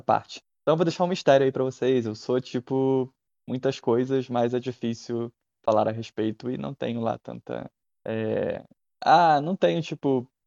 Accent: Rio de Janeiro, Brazil; accent: carioca; Eu tenho um sotaque forte carioca

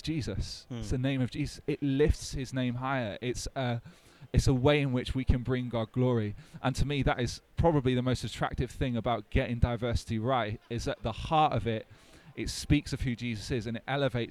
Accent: North Wales, United Kingdom; growing up in North Wales, the only non-white person in my town

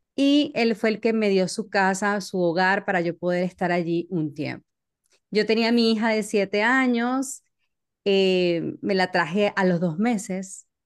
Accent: Maracaibo, Zulia, Venezuela; moved away as an adult; now in United States; yo soy de Maracaibo, Venezuela

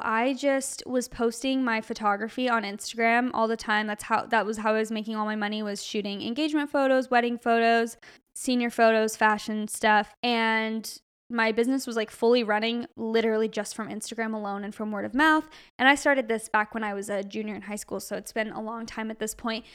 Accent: Arizona, United States; now in California, United States; we're from Arizona

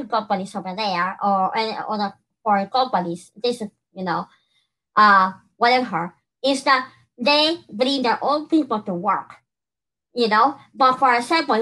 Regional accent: Peru; now in United States; I'm from Peru

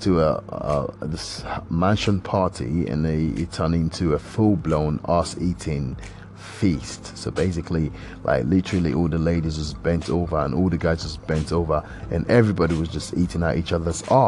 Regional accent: Nigeria; accent: Nigerian; I've actually used my Nigerian accent

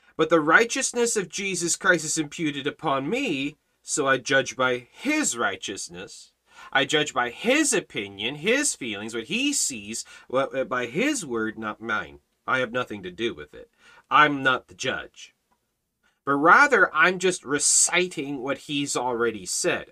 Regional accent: Canada; as a Canadian, as a citizen of Canada

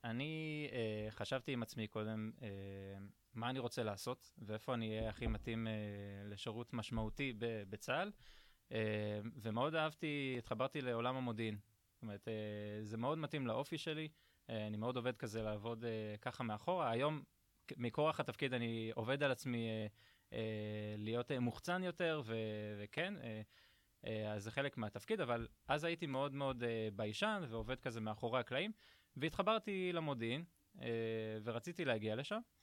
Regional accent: Ashdod, Southern District, Israel; הגעתי מאשדוד, אני בכור, יש לי עוד שני אחים, אח ואחות

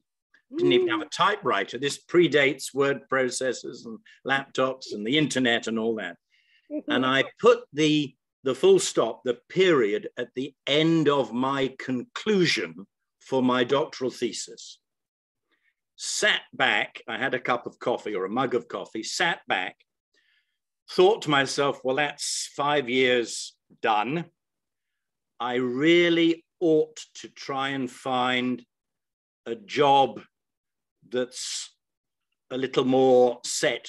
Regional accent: South West England, United Kingdom; moved away as an adult; return back to my hometown in the far southwest of the country

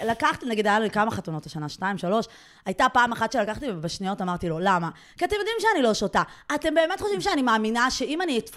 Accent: Iran; אנחנו מאיראן, אנחנו לא פרסים.

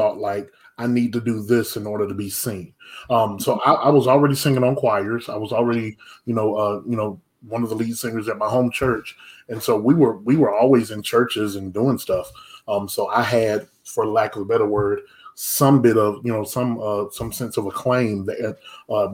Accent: Anderson, South Carolina, United States; now in Irmo, United States; my hometown is LA, which is Lower Anderson. That's not Los Angeles. That's Lower Anderson

